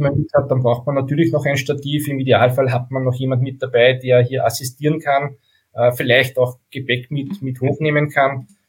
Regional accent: Steyr, Upper Austria, Austria; Ich komme aus Steyr in Oberösterreich

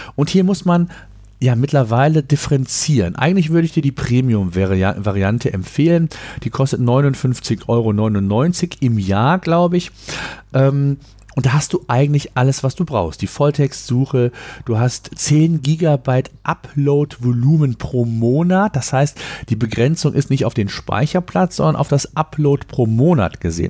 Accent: Germany; bei uns in Deutschland

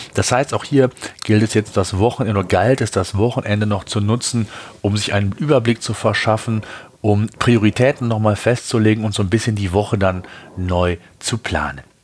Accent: Germany; Bei uns in Deutschland

